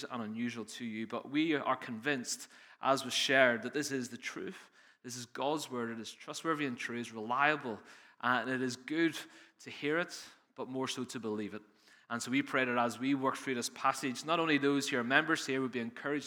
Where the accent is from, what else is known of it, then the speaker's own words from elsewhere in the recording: Northern Ireland, United Kingdom; accent: Northern Irish; moved away as an adult; now in England, United Kingdom; I've spent 18 years struggling through preaching for people to understand my Northern Irish accent, so it's nice to be home with you